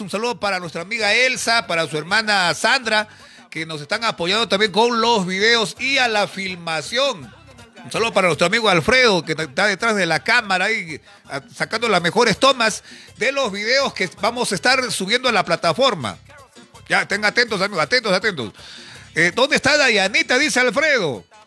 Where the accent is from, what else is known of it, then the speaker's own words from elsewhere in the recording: Peru; como peruanos estamos a la expectativa